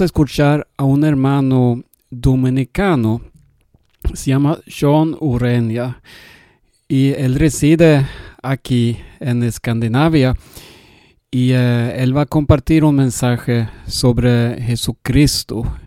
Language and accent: Spanish; Sweden; Spanish is a second language; yo soy sueco y hablo un poco español